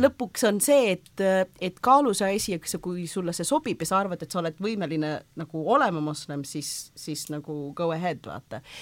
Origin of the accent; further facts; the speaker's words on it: Kuwait; first language Estonian; moved away as an adult; also born or lived in Võru, Estonia / Yemen; now in Estonia; sündisin küll e-, Eestis ja Võrus, äh, aga nelja-aastaselt me kolisime Kuveiti. Ah, ja siis ma seal kasvasin üles